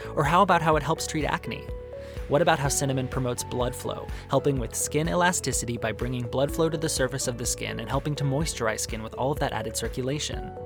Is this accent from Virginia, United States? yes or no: no; Arizona, United States; growing up in Arizona